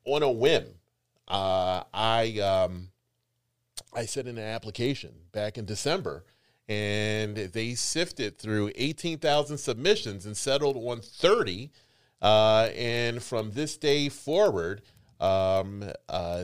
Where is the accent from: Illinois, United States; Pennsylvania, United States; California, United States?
Pennsylvania, United States; Philadelphia; I said, Philadelphia.